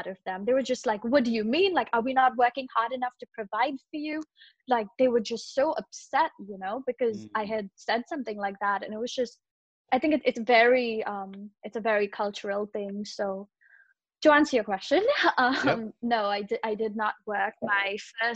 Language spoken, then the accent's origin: English; Mumbai, Maharashtra, India; moved away; I grew up in Bombay